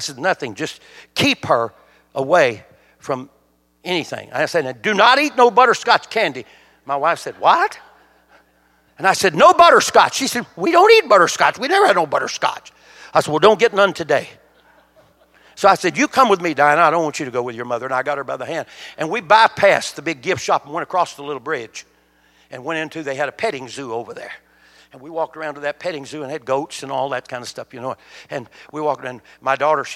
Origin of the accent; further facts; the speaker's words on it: United States; I was born in the United States of America